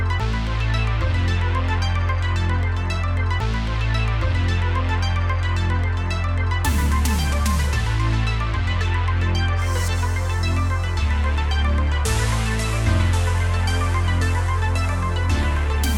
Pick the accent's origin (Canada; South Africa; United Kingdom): Canada; we're Canadian